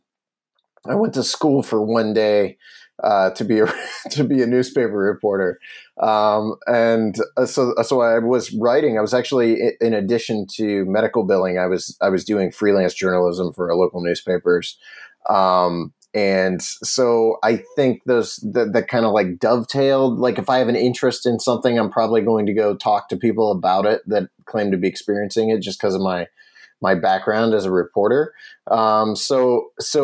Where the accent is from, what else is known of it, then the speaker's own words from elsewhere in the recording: Bolivar, Ohio, United States; my hometown of Bolivar, Ohio